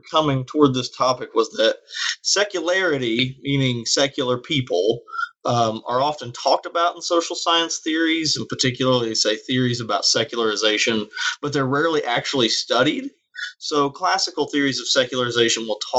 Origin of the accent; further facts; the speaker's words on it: Southern Appalachia, United States; I'm from Southern Appalachia, and religion influences a lot of life here